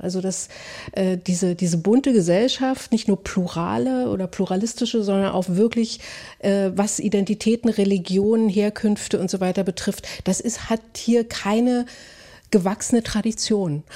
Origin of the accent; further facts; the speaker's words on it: Berlin, Germany; ich identifiziere mich als jemand, der aufgewachsen ist in der DDR, vor allem aber in Ostberlin